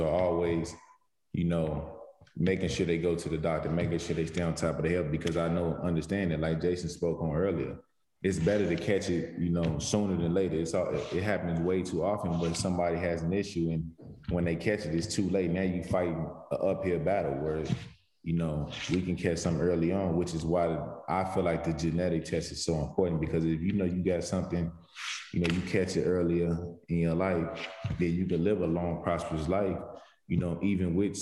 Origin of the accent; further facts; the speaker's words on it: St. Louis, Missouri, United States; moved away as an adult; also born or lived in Jefferson City, Missouri / North Carolina; growing up in St. Louis, obviously, you know, St. Louis, and then the 4 years I spent in Jefferson City